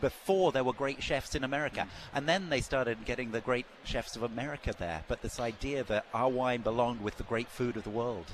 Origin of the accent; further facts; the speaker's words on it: England, United Kingdom; also born or lived in Australia; now in Napa Valley, United States; I'm from England originally, obviously, but fell in love with Napa Valley